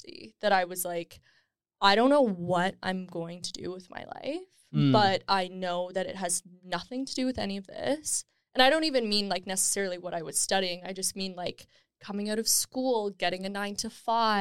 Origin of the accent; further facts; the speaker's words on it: Mississauga, Ontario, Canada; I grew up in Mississauga